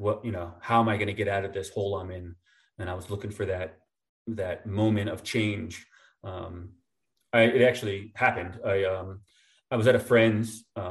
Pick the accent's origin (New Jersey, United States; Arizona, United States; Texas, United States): New Jersey, United States; moved away; also born or lived in upstate New York; I lived in Jersey growing up in North Jersey